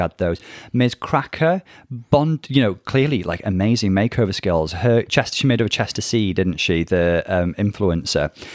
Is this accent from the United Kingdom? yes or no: yes; United Kingdom; I originate from the U K. We both reside here.